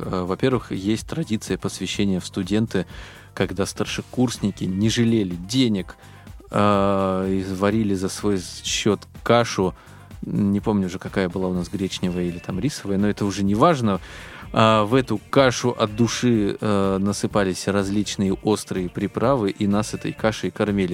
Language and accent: Russian; Biysk, Altai Krai, Russia; moved away as an adult; now in Moscow, Russia; я приехал из Алтайского края в Москву, это вообще, если как бы Бийск, хотя бы там, ну, какие-то знакомые были, да, после школы, с которыми я общался э, в Бийске